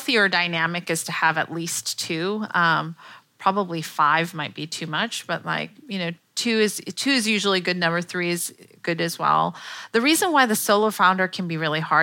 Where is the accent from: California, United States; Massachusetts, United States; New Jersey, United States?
California, United States; Palo Alto; I'm from Palo Alto